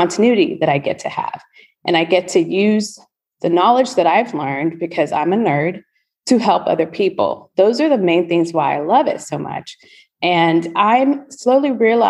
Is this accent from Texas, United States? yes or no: yes; College Station, Texas, United States; moved away as an adult; also born or lived in Houston, Texas; now in Spring, United States; I went back to my hometown. I don't know if anyone knows it, any listeners, but Aggieland, College Station, Texas, the home of Texas A&M University